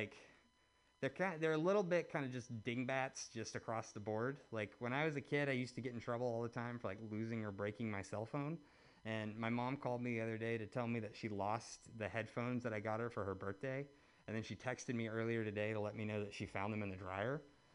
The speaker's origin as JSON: {"language": "English", "town": "Birmingham", "region": "Alabama", "country": "United States", "tie": "born or raised there", "moved": "yes", "said": "my hometown in Birmingham"}